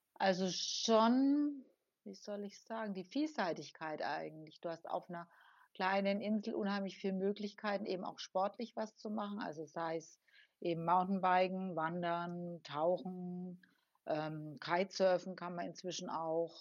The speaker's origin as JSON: {"language": "German", "country": "Germany", "moved": "yes", "lives_now": "La Palma, Spain", "said": "so als Deutscher"}